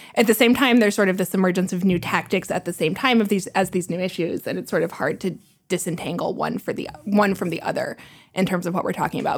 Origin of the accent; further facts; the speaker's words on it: Kansas City, Kansas, United States; moved away; I'm from Kansas City, so I have a specific interest in Missouri and, and racial issues in Missouri and how I grew up in Kansas